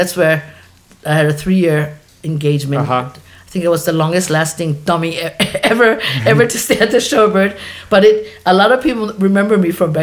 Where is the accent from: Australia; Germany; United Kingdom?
Germany; moved away as an adult; now in Hawaii, United States; made in Hawaii, born and raised in Germany. 18 years, 17 too many